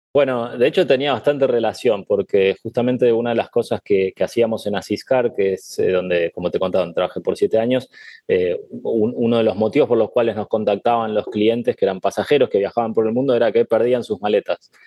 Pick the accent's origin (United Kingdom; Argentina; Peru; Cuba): Argentina; moved away as an adult; also born or lived in Spain / Canada / Indonesia / Mexico; now in Miami, United States; yo soy muy argentino